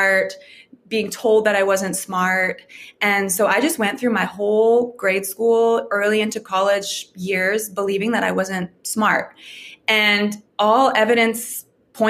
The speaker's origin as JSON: {"language": "English", "town": "Calgary", "region": "Alberta", "country": "Canada", "tie": "born or raised there", "moved": "as an adult", "lives_now": "Redding, United States", "said": "I was born and raised in Calgary, Alberta, Canada."}